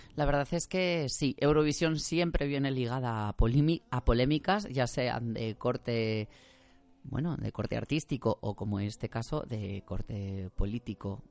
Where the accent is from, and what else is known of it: Spain